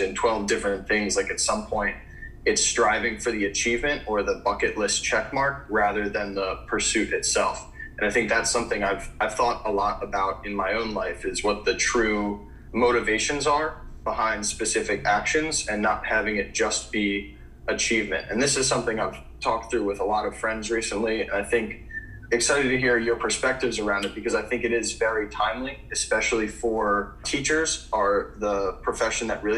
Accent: United States; growing up in America

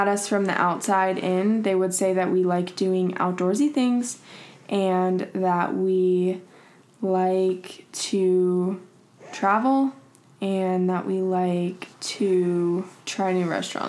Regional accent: Georgia, United States; moved away as an adult; also born or lived in Kentucky / Virginia / Utah; now in Los Angeles, United States; was born in Kentucky, and then we moved to Virginia, and then my brother and sister were born in Virginia, and then we moved to Georgia, and that's where I pretty much grew up my whole life, and then I went to school in Utah

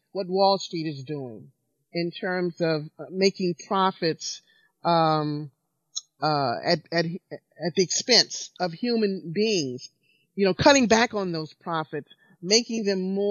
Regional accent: Alabama, United States; I was born under segregation in Alabama in 1952

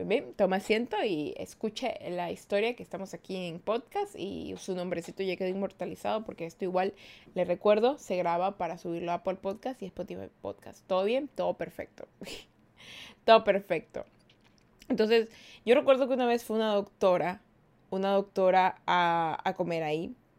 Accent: Ecuador; yo soy de Ecuador

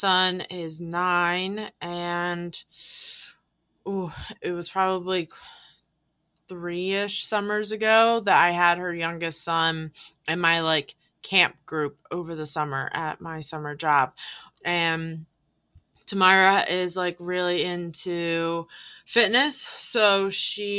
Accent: Voorhees, New Jersey, United States; I grew up here in Voorhees.

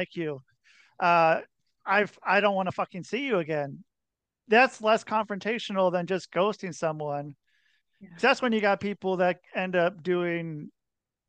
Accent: Portland, Oregon, United States; moved away as an adult; also born or lived in Minnesota / Salt Lake City, Utah; I grew up in Portland, Oregon.

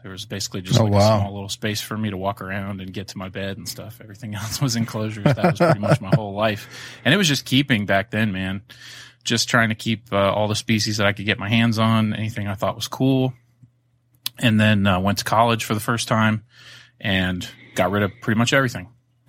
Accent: Florida, United States; You know, I grew up in Florida my younger years, so no shortage of lizards and frogs and turtles and things to go and catch.

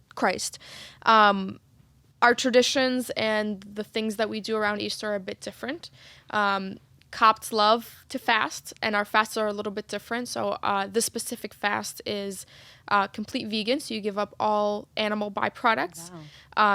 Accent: Egypt; moved away; when I was growing up in Egypt

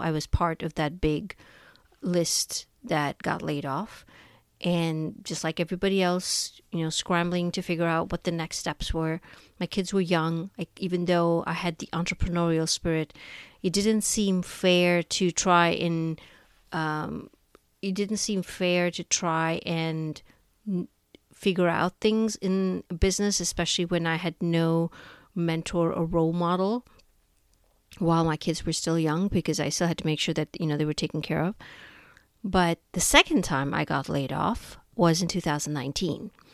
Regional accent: India; moved away as an adult; now in United States; I was born and raised in India

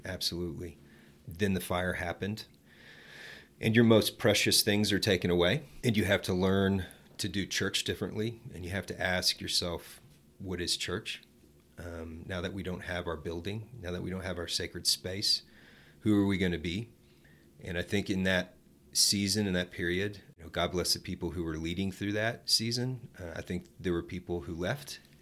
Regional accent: Dallas, Texas, United States; now in Amarillo, United States; I grew up in Dallas

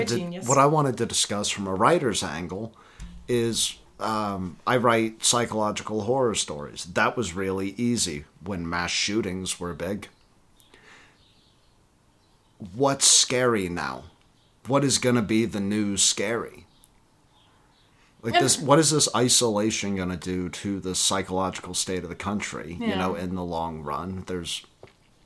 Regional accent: the Bible Belt, United States; we grew up in the Bible Belt

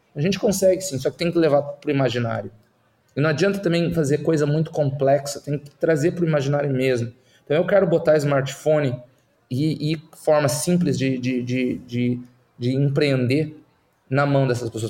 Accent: Curitiba, Paraná, Brazil; moved away as an adult; also born or lived in Silicon Valley; now in Netherlands; Eu nasci e, e, e me criei no, no, na Curitiba de Jaime Lerner

